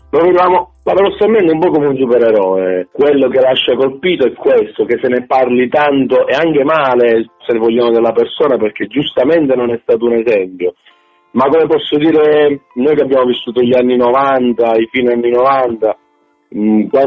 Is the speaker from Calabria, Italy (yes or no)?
yes; Calabria, Italy; quello che io da buon calabrese, quindi oltretutto dalla città di Napoli, non ho nulla a che vedere